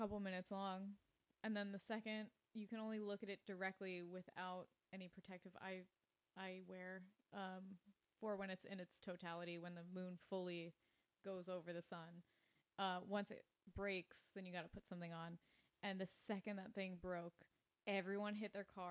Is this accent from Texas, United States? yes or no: no; Long Island, New York, United States; moved away as an adult; now in San Diego, United States; I grew up on Long Island